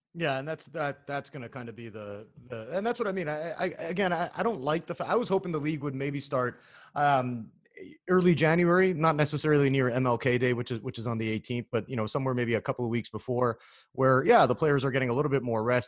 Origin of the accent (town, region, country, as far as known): Canada; now in United States